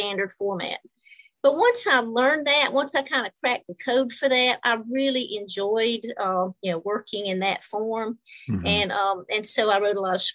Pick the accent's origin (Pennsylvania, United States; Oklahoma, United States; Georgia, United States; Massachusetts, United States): Georgia, United States; moved away as an adult; also born or lived in New Orleans, Louisiana / Palo Alto, California; I'm originally from Georgia in the United States